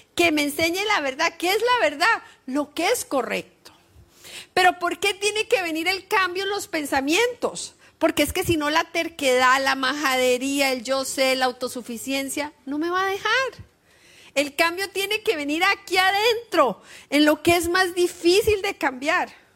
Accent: Costa Rica; now in Australia; yo soy de Costa Rica

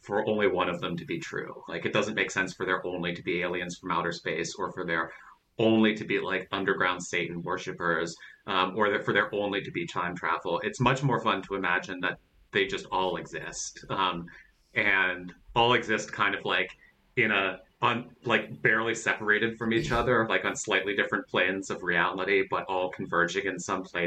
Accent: Pittsburgh, Pennsylvania, United States; also born or lived in Greensburg, Pennsylvania / Uniontown, Pennsylvania; when I was growing up in Western Pennsylvania, like in Pittsburgh and then in Greensburg in Westmoreland County and then in Uniontown in Fayette County

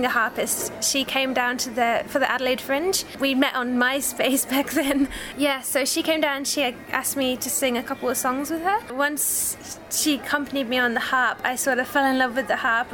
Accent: Llanfairpwllgwyngyll, Wales, United Kingdom; now in Australia; I was born in North Wales in a very small town called Llanfairpwllgwyngyllgogogogogogogogo

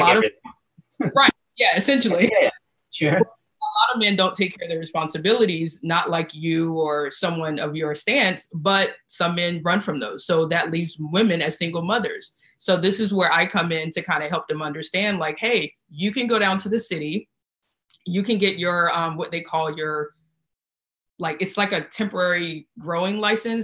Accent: South Carolina, United States; moved away as an adult; now in California, United States; I'm from South Carolina and I was raised in the South

